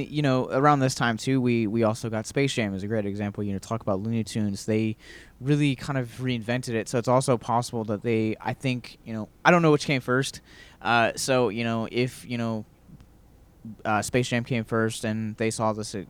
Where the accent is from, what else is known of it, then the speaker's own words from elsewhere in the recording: Baltimore, Maryland, United States; moved away; growing up in Baltimore